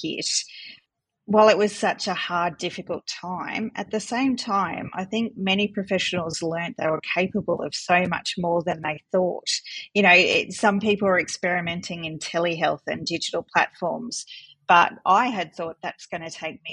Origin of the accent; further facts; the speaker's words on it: North Coast, New South Wales, Australia; moved away as an adult; also born or lived in Melbourne, Australia; now in Coonabarabran, Australia; I grew up on the North Coast and moved to Melbourne to do the course in speech pathology